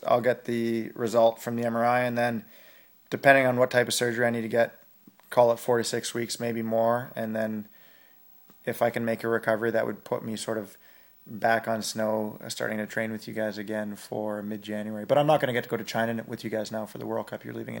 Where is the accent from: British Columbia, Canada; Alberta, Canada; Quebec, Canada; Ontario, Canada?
Alberta, Canada; Yeah, I'm from Northern Alberta, so I was screaming.